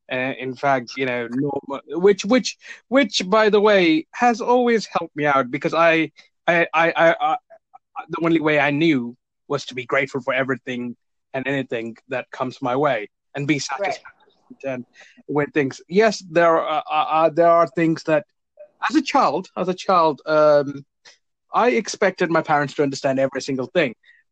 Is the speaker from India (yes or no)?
yes; India; now in United Kingdom; because I'm an immigrant. I immigrated to the UK. I was originally from India.